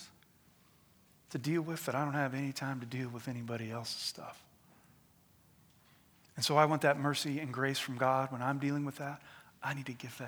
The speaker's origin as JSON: {"language": "English", "country": "United States", "said": "we as the American people"}